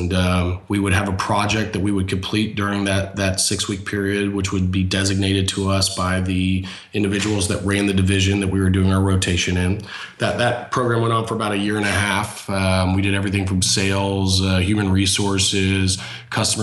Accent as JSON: {"language": "English", "town": "Houston", "region": "Texas", "country": "United States", "tie": "born or raised there", "also_born_or_lived": "West Point, New York", "moved": "as an adult", "said": "I'm originally from Houston, Texas. I was, as we like to say, by the grace of God, born in the state"}